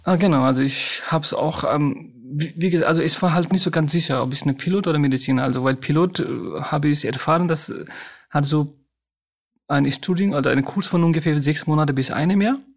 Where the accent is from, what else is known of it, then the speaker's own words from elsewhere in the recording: Nepal; German is a second language; moved away as an adult; now in Germany; Meine Eltern sind noch in Nepal. Die beide sind äh, in Nepal, in meiner Heimatstadt